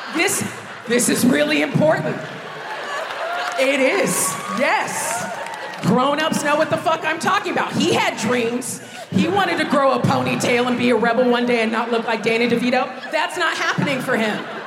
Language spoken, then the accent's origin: English; United States; moved away as an adult; now in United Kingdom; growing up in America